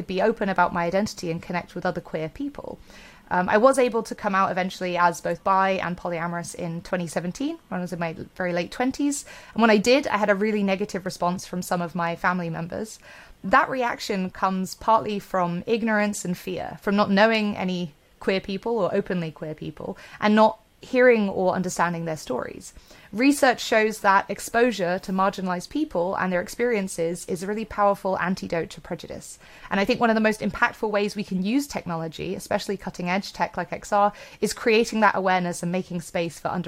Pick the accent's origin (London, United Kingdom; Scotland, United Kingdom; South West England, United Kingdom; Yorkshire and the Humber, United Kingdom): South West England, United Kingdom; Bristol; my hometown of Bristol, UK